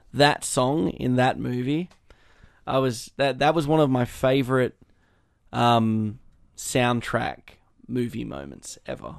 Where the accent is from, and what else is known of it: Australia